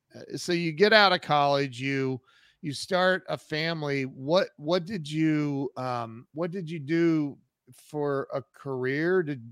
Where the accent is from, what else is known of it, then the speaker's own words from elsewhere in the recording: Columbus, Ohio, United States; I'm from Columbus, Ohio.